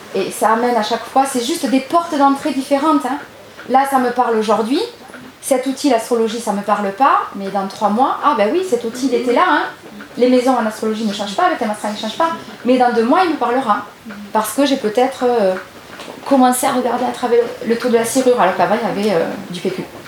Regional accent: Gers, Occitania, France; je suis originaire de Gers

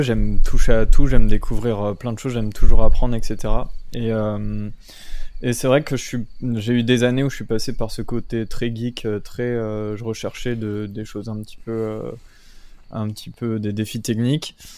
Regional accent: Brittany, France; moved away as an adult; now in Gargenville, France; de base je suis breton, je suis pas du tout de cette région là

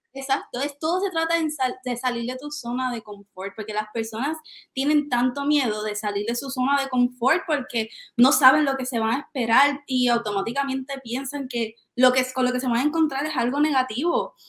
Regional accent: Aibonito, Puerto Rico; yo soy de Ay Bonito

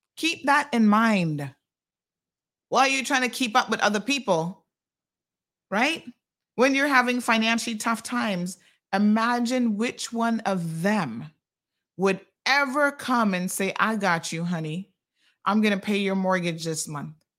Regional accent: Tampa, Florida, United States; moved away as an adult; now in Cayman Islands; I grew up in Tampa

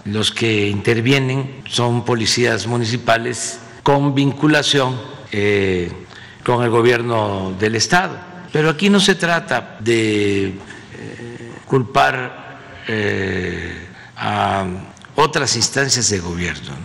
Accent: Mexico

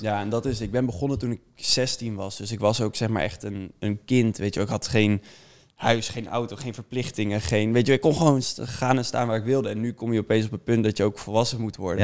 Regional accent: Amersfoort, Utrecht, Netherlands; ik kom uit Amersfoort

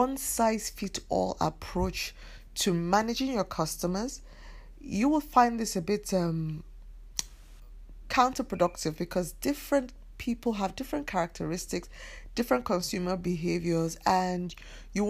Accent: Nigeria; I come from Nigeria

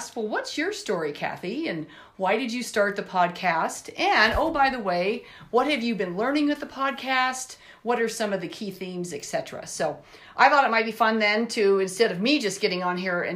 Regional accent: Elizabeth, Colorado, United States; We grew up in Elizabeth, Colorado

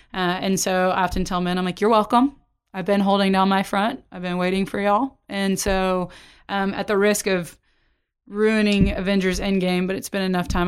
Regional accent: Oklahoma, United States; now in Texas, United States; I grew up in Oklahoma and now I'm in Texas

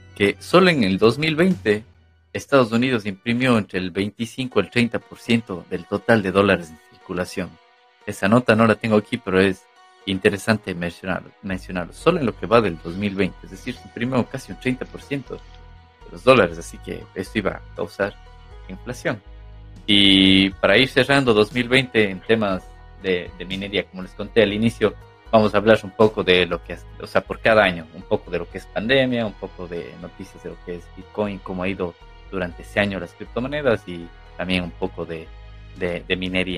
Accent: Ecuador; José y yo somos de Ecuador

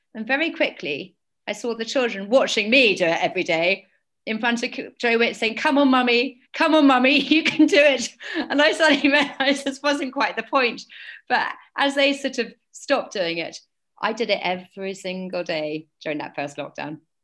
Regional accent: London, United Kingdom; I was born and brought up in London.

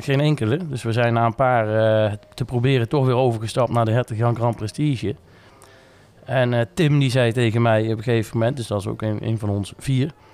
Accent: Nijmegen, Gelderland, Netherlands; also born or lived in Tilburg; 14 maart 1984 geboren te Nijmegen. Ehm, ja, ook eh, opgegroeid en getogen in Nijmegen.

